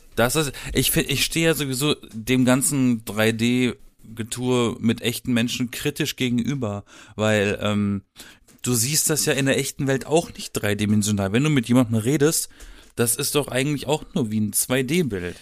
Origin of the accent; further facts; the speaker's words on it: Black Forest, Baden-Württemberg, Germany; Ich komme aus dem Schwarzwald. Ja. Ich war umgeben von Wald. Also ich habe theoretisch im Wald gelebt.